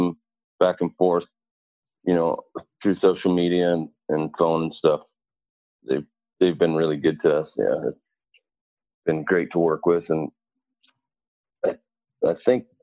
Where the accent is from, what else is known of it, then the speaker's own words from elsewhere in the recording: Montana, United States; moved away as an adult; also born or lived in Arizona; now in Phoenix area, United States; I'm from Montana. And I came to Arizona in December of 1999